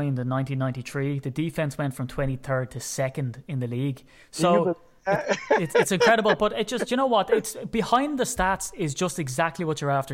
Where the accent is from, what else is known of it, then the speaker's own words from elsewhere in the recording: Ireland; as an Irishman